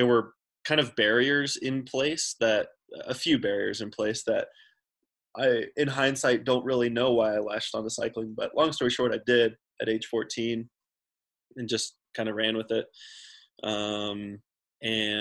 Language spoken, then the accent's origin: English; Central Texas, United States; I grew up in Central Texas and I didn't grow up in the mountains